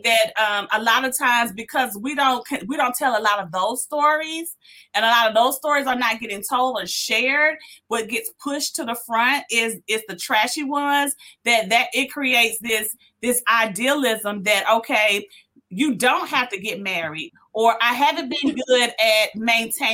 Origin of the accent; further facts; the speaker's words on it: Decatur, United States; I'm from Decatur